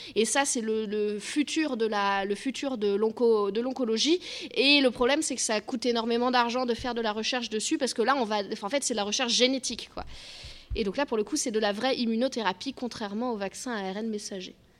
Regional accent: Bordeaux, Nouvelle-Aquitaine, France; je suis de Bordeaux, pas très loin

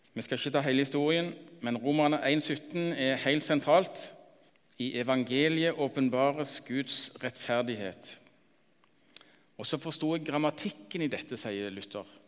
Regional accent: Randaberg, Rogaland, Norway; Jeg vokste opp på Randaberg, fem mil lenger nord.

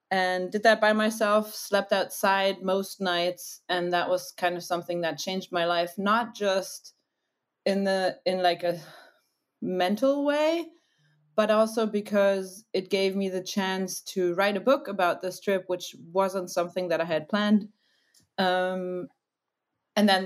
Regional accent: Germany; I'm from Germany. I'm half American, as you might hear sometimes.

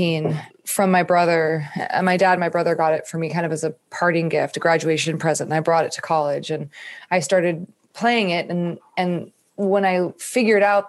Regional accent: Northern California, United States; moved away as an adult; now in Nashville, United States; I grew up in Northern California and lived there until I ended up moving to Nashville almost 4 years ago

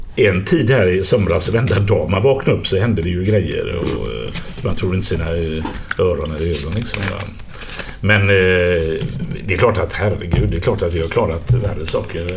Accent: Gothenburg, Västra Götaland, Sweden; accent: göteborgska; alla hör ju att jag är från Göteborg

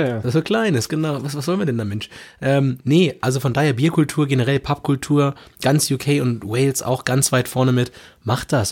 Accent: Germany; wir als Deutsche

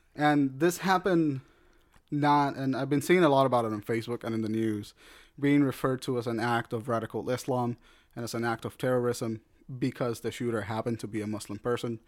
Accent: United States

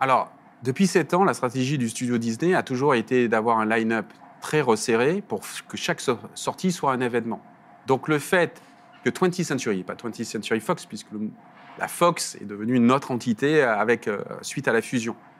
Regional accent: the South, southern France, France; accent: petit accent du Sud; On l'entend à mon accent, je regarde un petit accent du Sud

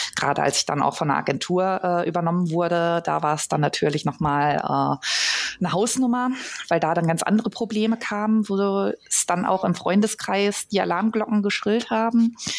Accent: Ostwestfalen-Lippe, North Rhine-Westphalia, Germany; ich komme ursprünglich aus dem Kreis Ostwestfalen-Lippe

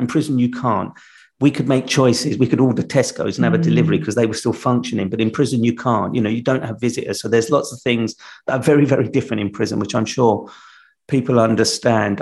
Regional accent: London, United Kingdom; I'm from London

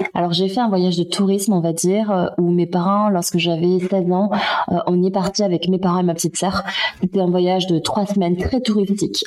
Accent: France; also born or lived in Ho Chi Minh City, Vietnam; je suis arrivée en France, j'avais à peu près deux mois et j'ai grandi à la campagne

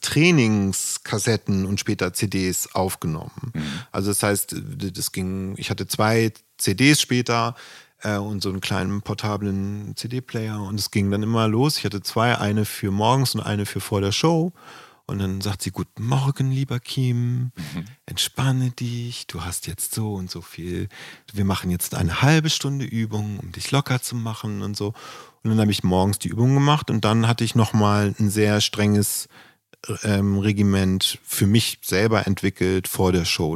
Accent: Flensburg, Schleswig-Holstein, Germany; Musik hatte in Flensburg nicht den Wert, jedenfalls in der Gegend, wo ich aufgewachsen bin

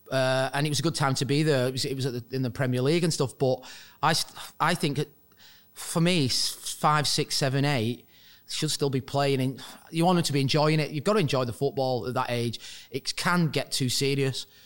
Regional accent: Wigan, North West England, United Kingdom; Well, it's a rugby town as, as such.

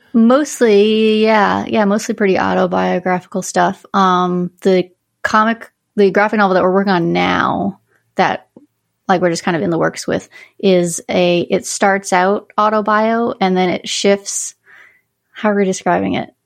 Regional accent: Northern Quebec, Canada; now in Connecticut, United States; I grew up in Northern Quebec

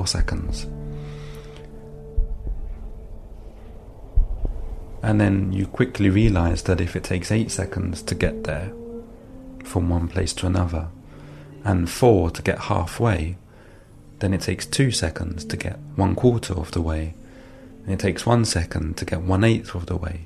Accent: London, United Kingdom; moved away as an adult; now in France; I was born and raised in London, although I've lived and worked in France now for several years.

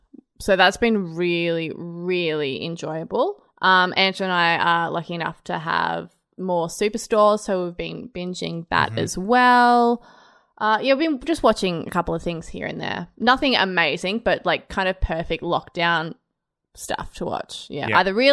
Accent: Australia; Well, as you know, Brod, I grew up in Australia, so I have watched Australian television.

